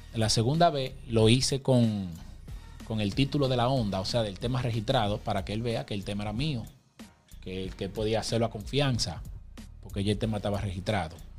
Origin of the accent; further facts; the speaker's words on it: Puerto Plata, Dominican Republic; soy de Puerto Plata, mi gente. Cristo Rey. Organización Oliva. Soy criado ahí mismo en los dos barrios.